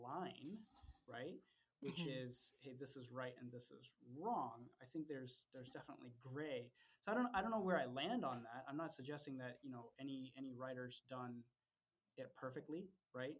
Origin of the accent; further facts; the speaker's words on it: Ethiopia; moved away; I don't come from the United States. You know, my parents are Indian. I grew up in Ethiopia